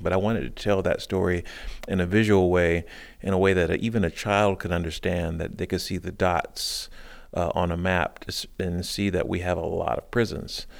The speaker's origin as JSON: {"language": "English", "region": "South Carolina", "country": "United States", "tie": "born or raised there", "moved": "yes", "lives_now": "Baltimore, United States", "said": "I grew up in South Carolina"}